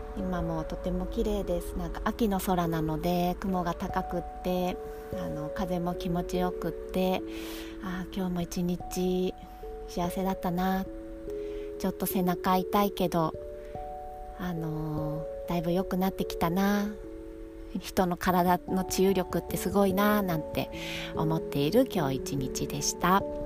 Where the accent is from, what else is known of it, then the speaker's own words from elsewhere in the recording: Kanagawa, Japan; moved away as an adult; now in Ogaki, Japan; 生まれ育った神奈川県でずっと美容師をしていたんですが、えっと、結婚を機に岐阜県 に越してきて